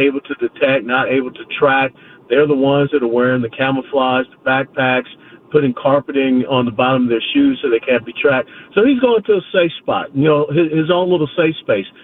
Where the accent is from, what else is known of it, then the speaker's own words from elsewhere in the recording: Georgia, United States; I was born and raised in Georgia